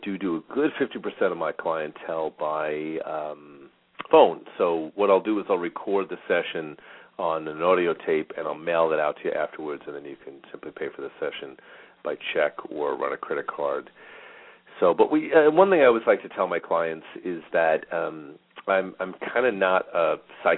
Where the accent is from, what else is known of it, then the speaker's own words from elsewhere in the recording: Long Island, New York, United States; moved away as an adult; now in Phoenix, United States; I grew up in New York